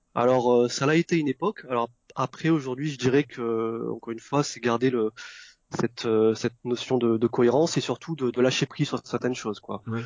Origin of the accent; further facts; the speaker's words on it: Vietnam; là où je suis né au Vietnam